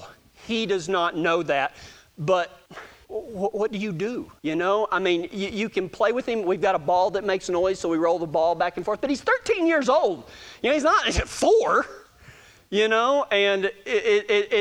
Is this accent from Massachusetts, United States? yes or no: no; Texas, United States; accent: Texas